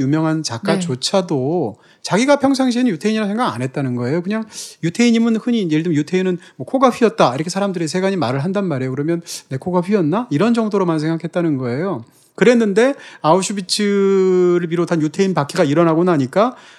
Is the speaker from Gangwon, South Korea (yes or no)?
yes; Gangwon, South Korea; 제 경우에는 뭐 남자라든지, 뭐 대한민국 사람이라든지, 무슨 뭐 강원도 출신이라든지